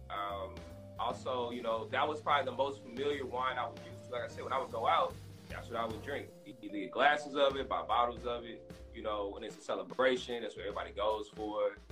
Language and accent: English; St. Louis, Missouri, United States; moved away as an adult; also born or lived in Baton Rouge, Louisiana; now in Houston, United States; moved to Houston in 2009. I'm originally from St. Louis